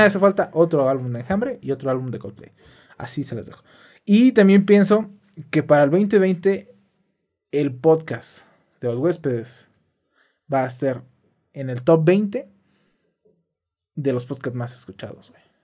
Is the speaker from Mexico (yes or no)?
yes; Dolores Hidalgo, Guanajuato, Mexico; yo iba a salir de mi pueblo, güey. Cosa que sí pasó, solo fue por cuatro meses, regresé a mi pueblo. Pero como te digo, ¿cómo dejar el hermoso Dolores